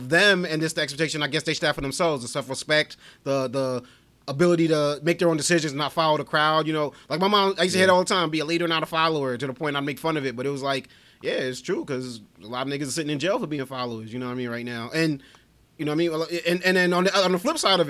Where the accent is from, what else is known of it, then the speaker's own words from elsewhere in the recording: New York City, New York, United States; we grew up in Brooklyn.